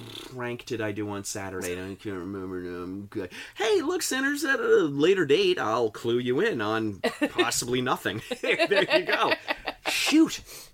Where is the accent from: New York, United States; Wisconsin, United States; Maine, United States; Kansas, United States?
New York, United States; Long Island; I'm from Long Island.